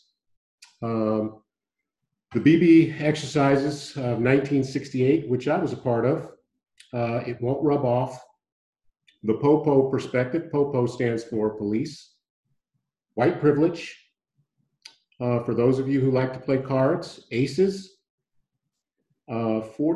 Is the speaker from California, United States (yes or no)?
yes; San Francisco, California, United States; moved away as an adult; also born or lived in Houston, Texas; now in Santa Barbara, United States; I was born and raised in San Francisco